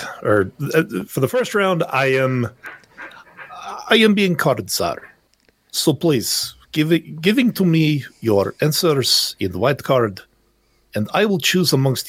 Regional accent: Canada; I am Canadian. I was born here. My family originates from Norway.

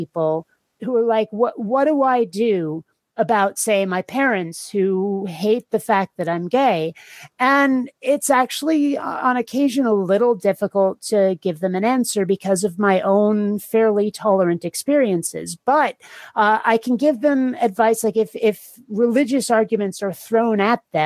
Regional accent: Burlington, Vermont, United States; also born or lived in Seattle; now in San Diego, United States; I was raised in Vermont, and I was raised in the one thing that can vaguely qualify as a city in Vermont, the Burlington area.

